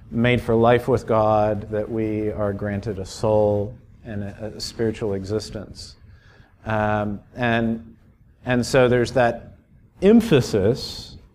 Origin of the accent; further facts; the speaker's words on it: Miami, Florida, United States; I grew up in Miami. 3% of folks in the metro area go to church